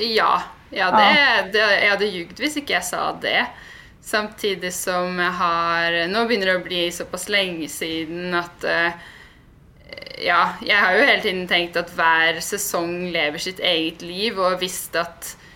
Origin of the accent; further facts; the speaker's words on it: Nannestad, Akershus, Norway; sitter jeg jo faktisk hjemme på gården hos foreldrene mine, da, hvor jeg er oppvokst akkurat nå. Så jeg er fra Nannestad